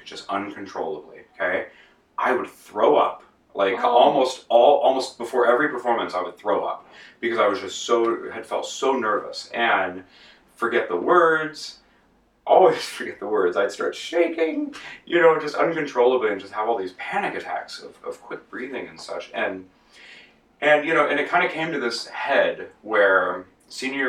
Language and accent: English; outside of Los Angeles, Southern California, United States; I grew up in Southern California outside